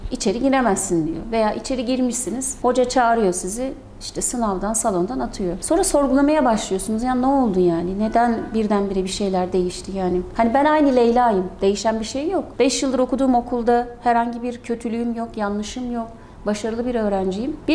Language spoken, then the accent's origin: Turkish; Konya, Turkey